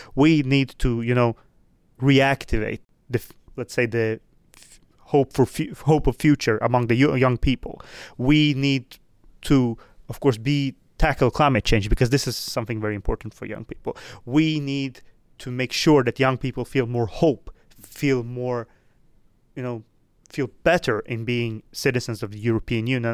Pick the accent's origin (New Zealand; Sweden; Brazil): Sweden; also born or lived in Moldova; I am, as you say, born in Moldova, but I live in Sweden, which I have lived almost my entire life